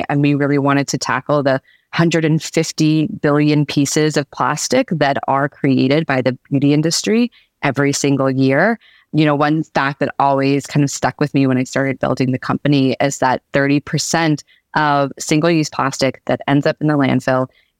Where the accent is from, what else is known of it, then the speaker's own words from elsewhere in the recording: Atlanta, Georgia, United States; I never think of myself as like a Southerner, but that's really where I spent most of my formative years. And I have a lot of love for Atlanta. That's definitely where I enjoyed growing up as a kid.